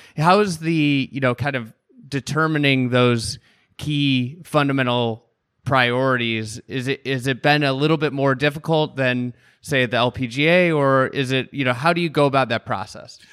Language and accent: English; Chicago, Illinois, United States; somebody from Chicago